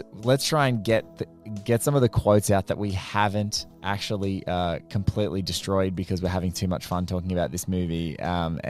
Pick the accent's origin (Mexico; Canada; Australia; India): Australia; That's the first time I'd heard shake and bake as an Australian.